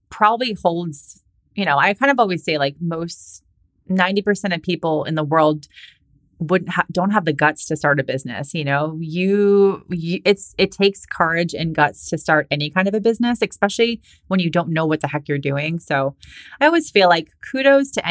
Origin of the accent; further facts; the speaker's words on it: Boston, Massachusetts, United States; moved away; also born or lived in California; I was living in California. I'm from Boston, and like that's where all my family and friends are